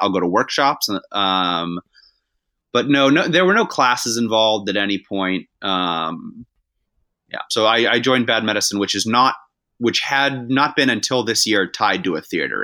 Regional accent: Massachusetts, United States; I'm from Massachusetts

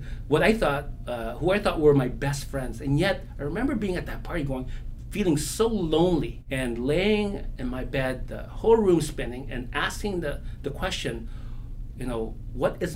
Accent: Binangonan, Calabarzon, Philippines; moved away; I was born in a small little barrio, a village in the Philippines called Batangan, Binangonan, Rizal

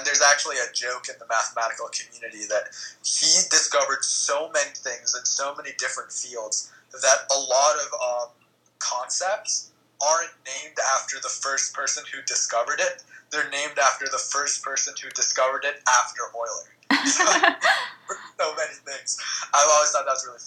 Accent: Florida, United States; I grew up in Florida

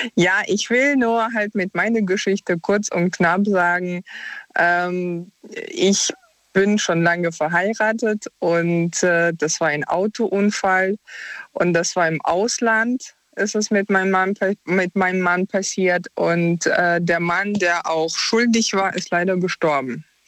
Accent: Ukraine; moved away; wir sind beide aus der Ukraine

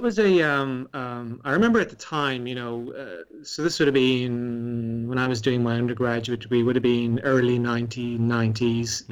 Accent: Ireland; growing up in Ireland

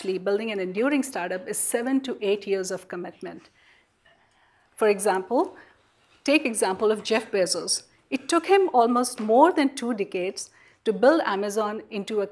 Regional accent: India; moved away as an adult; now in Silicon Valley, United States; growing up in India, in a country of 1 billion people

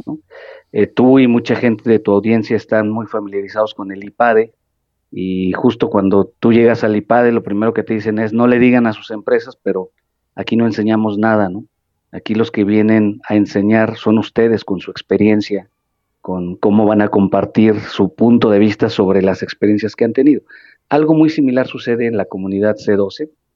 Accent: Mexico; como sociedad mexicana

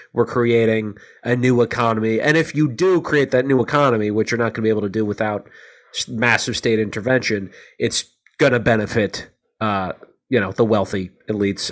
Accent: United States; as an American

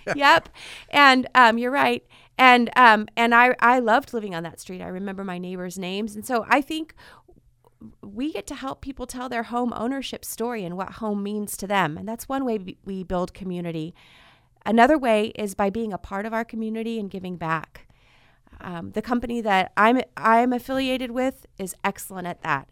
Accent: Fresno, California, United States; also born or lived in Orange County, California; I was two weeks away from my seventh birthday when we moved to Fresno from Southern California. And my parents wanted to come here so that we could grow up in a community and have roots.

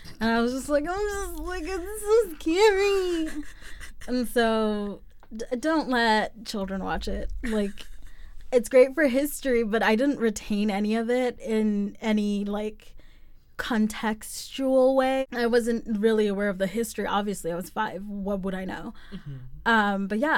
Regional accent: South Africa; A fact about myself, I am from South Africa, born and raised, even though I sound nothing like that is the truth, but it is.

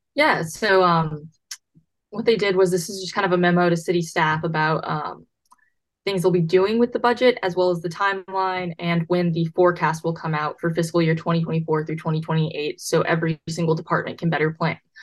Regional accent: Buda, Texas, United States; I'm from Buda

